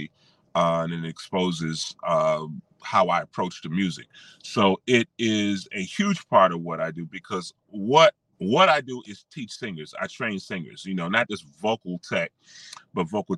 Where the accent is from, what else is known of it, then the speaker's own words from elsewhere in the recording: Washington, District of Columbia, United States; moved away as an adult; now in Charlotte, United States; Born and raised in Washington, D.C. We call it affectionately the DMV.